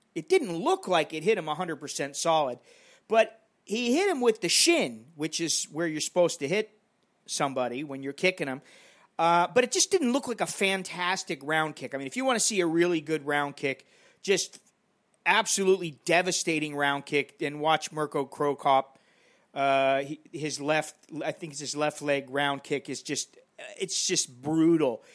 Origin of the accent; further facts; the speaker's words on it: United States; now in Bangkok, Thailand; I'm an American in Bangkok.